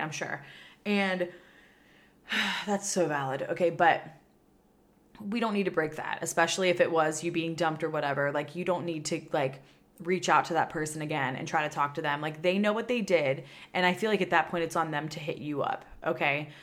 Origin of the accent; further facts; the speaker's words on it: Pennsylvania, United States; moved away as an adult; now in Austin, United States; my home state where I grew up in Pennsylvania